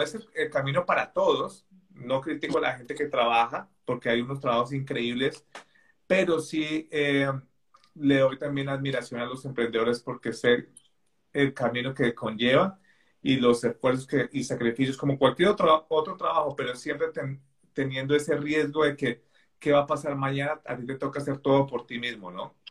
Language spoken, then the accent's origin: Spanish; Bogotá, Colombia; moved away as an adult; now in England, United Kingdom; nací en Colombia, en Bogotá, hace 36 años ya casi